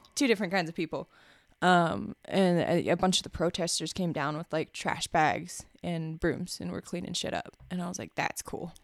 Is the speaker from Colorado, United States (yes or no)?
yes; small hometown near Blue Mesa Reservoir, Colorado, United States; there wasn't much to do in my hometown, so, like, there, it was real small, and, uh, I would just, like, listen to music in my car at night and drive out to the Blue Mesa Reservoir